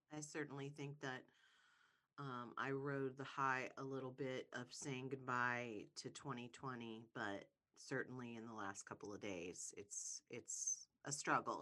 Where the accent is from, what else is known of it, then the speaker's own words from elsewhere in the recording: Ohio, United States; I'm from Ohio.